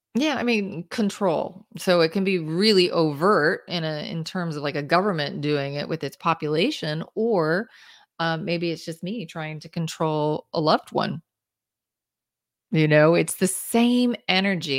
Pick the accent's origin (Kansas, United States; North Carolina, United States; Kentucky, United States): Kansas, United States; Kansas City; I grew up in Kansas, in the suburbs of Kansas City.